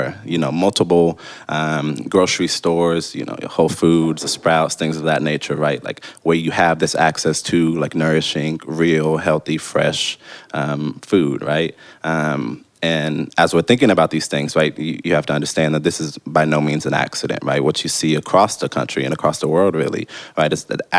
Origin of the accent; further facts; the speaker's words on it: Oklahoma City, Oklahoma, United States; I'm from Oklahoma City